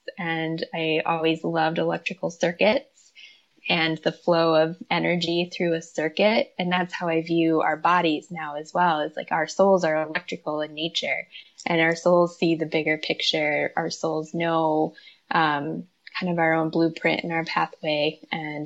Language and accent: English; Midwest, United States; moved away; also born or lived in Minnesota; I'm from the Midwest. I was in Minnesota at the time